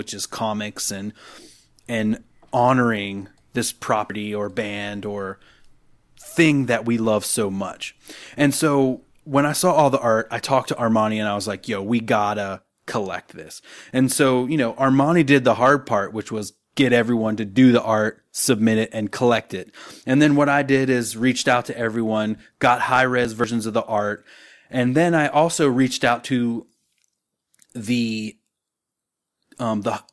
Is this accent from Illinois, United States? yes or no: no; Cumberland, Maryland, United States; I'm from Cumberland, Maryland, shout out MD